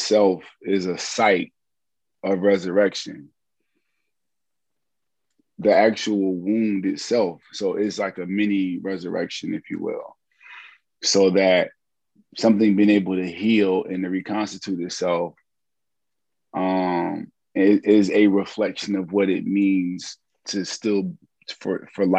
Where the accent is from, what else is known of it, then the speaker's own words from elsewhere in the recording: Hampton, Virginia, United States; I am from Hampton, Virginia